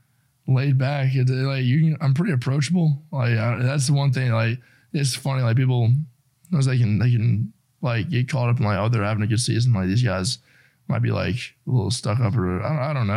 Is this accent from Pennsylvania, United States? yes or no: no; Spartanburg, South Carolina, United States; I grew up in Spartanburg where the Panthers have that training camp